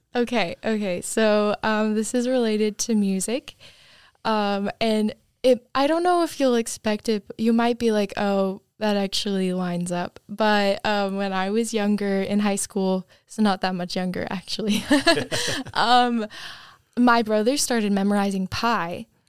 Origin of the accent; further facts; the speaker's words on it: Cape Cod, Massachusetts, United States; moved away as an adult; I'm from Cape Cod, Massachusetts